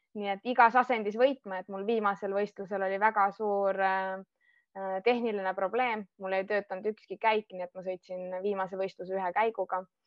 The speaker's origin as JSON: {"language": "Estonian", "country": "Estonia", "moved": "as an adult", "said": "ma kolisin Eestist ära ma võtsin küll oma koera ja abikaasa kaasa, aga ülejäänud pereelud ja kõik oma sõbrad ma pidin maha jätma"}